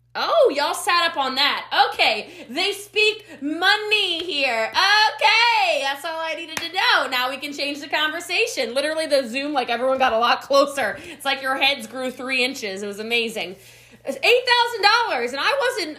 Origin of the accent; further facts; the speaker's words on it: Middletown, Maryland, United States; now in Frisco, Texas, United States; I'm from Middletown, Maryland, right on the cusp of Myersville, Maryland. I am from the country, y'all.